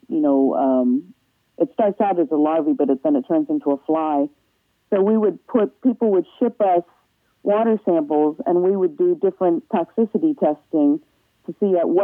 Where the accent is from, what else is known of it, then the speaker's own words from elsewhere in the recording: Massachusetts, United States; moved away as an adult; also born or lived in Pennsylvania / New Jersey; now in Cincinnati, United States; I was born in Pennsylvania, but I grew up in Massachusetts